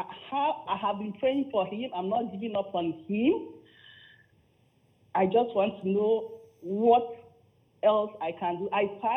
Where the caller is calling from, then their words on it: Ontario, Canada; I'm calling from Canada.